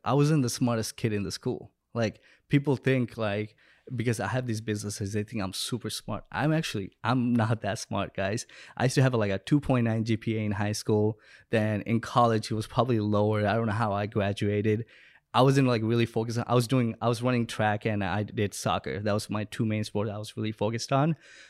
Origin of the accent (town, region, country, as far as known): Bangladesh; born or raised there; moved away